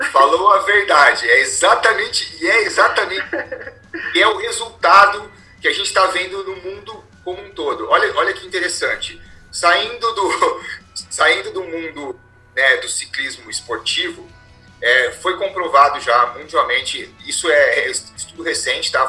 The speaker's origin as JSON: {"language": "Portuguese", "region": "interior of São Paulo", "country": "Brazil", "accent": "caipira", "said": "eu sou do interior de São Paulo, né? Sou bem caipira, então vocês vão perceber isso aí, pelo meu palavreado"}